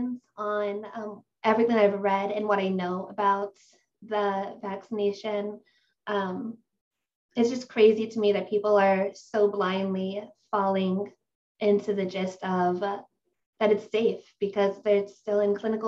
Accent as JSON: {"language": "English", "region": "Ohio", "country": "United States", "said": "I'm from Ohio in the United States"}